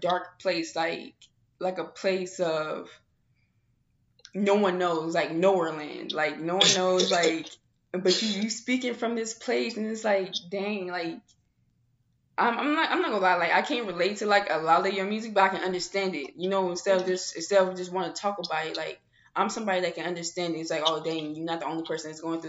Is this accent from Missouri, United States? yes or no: yes; St. Louis, Missouri, United States; now in Arizona, United States; I'm not from here. I'm not from Arizona. You know, I'm from St. Louis